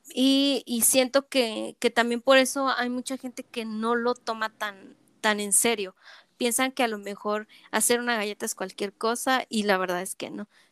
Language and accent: Spanish; State of Mexico, Mexico; moved away as an adult; now in Chihuahua, Mexico; yo soy de la Ciudad de México, bueno, del Estado de México.